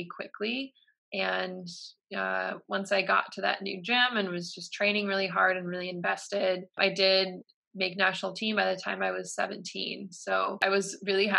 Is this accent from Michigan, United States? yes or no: yes; Michigan, United States; Michigan, which is my hometown.